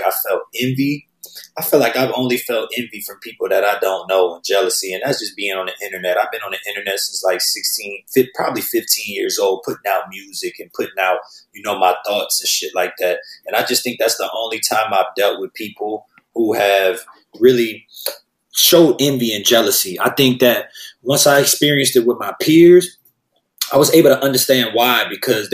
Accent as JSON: {"language": "English", "town": "New Orleans", "region": "Louisiana", "country": "United States", "tie": "born or raised there", "moved": "yes", "lives_now": "Los Angeles, United States", "said": "I grew up in New Orleans"}